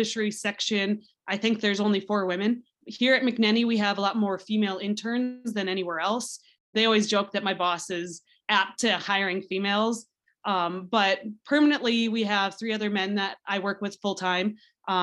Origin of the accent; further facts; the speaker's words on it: South Dakota, United States; I grew up in South Dakota, and I really like South Dakota, so it's really somewhere where I wanted to stay.